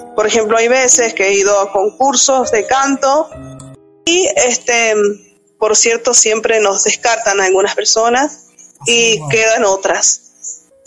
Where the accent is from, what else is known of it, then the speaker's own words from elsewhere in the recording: San Juan, Argentina; Soy de la provincia de San Juan, país Argentina